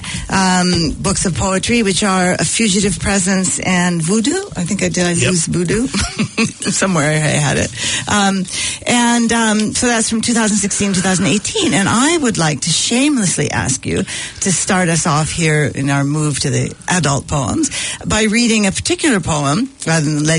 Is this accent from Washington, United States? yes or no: no; San Diego, California, United States; now in New Zealand; I grew up in near San Diego